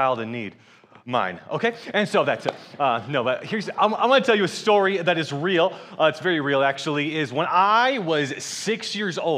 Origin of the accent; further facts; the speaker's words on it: Atlanta, Georgia, United States; also born or lived in Michigan; I'm from Atlanta, Georgia, and I am married